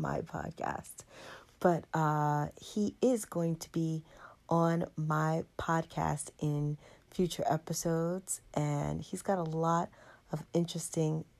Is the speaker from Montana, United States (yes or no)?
no; New York, United States; moved away; I'm from New York